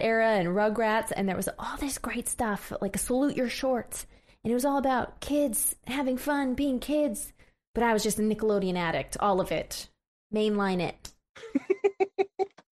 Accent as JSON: {"language": "English", "region": "Missouri", "country": "United States", "said": "I'm from Missouri, which is a often disappointing state"}